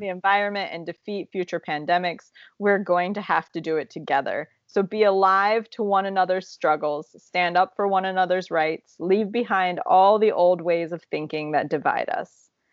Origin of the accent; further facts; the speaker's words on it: Ohio, United States; moved away; we're from Ohio